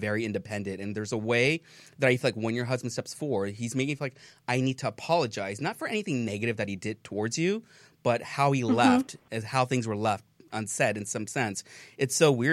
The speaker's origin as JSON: {"language": "English", "town": "Hacienda Heights", "region": "California", "country": "United States", "tie": "born or raised there", "said": "I was born in Hacienda Heights, which is 626. So it's kind of roots of me."}